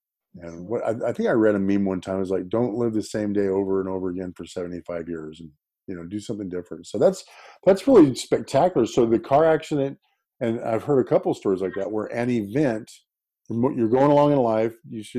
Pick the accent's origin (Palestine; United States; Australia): United States; Folsom, California; I am, actually. I'm up in the Sacramento area, Folsom.